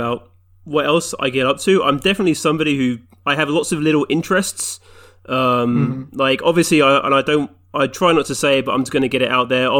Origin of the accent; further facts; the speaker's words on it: England, United Kingdom; So being English, I was brought up being told to like football, soccer.